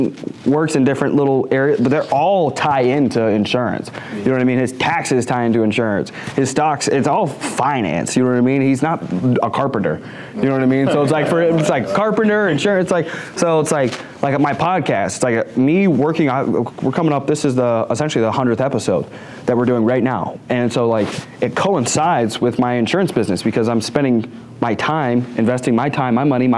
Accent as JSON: {"language": "English", "region": "the South", "country": "United States", "said": "I'm from the South"}